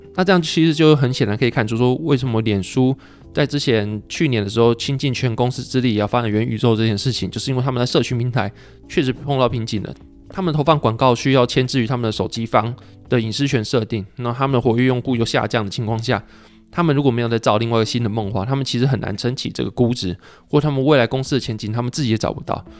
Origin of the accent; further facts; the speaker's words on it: Taiwan; 如果台湾好居住的话，我活了快三十年，我应该要知道台湾好居住吧